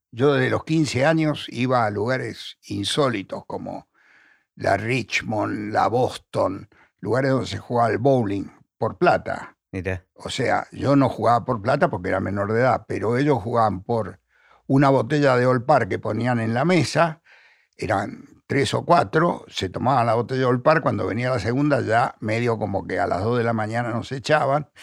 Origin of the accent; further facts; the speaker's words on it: Buenos Aires, Argentina; Yo nací en el Hospital Rivadavia. Mi papá me llevaba, cuando era chico, al cine real. Mi mamá me llevaba al Villa Crespo, nosotros éramos de, Chacarita.